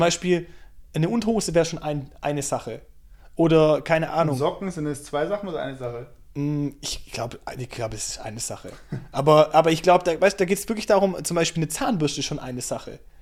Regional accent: Germany; bei uns in Deutschland vor 80 Jahren

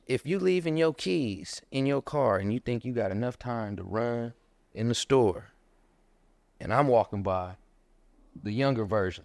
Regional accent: Inglewood, California, United States; I grew up in Harlem Park

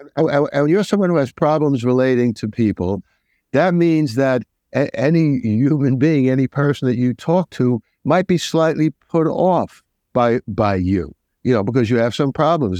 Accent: New York, United States; I'm a New Yorker

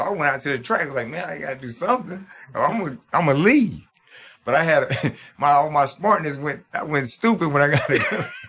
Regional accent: Greenville, United States; I was from Greenville

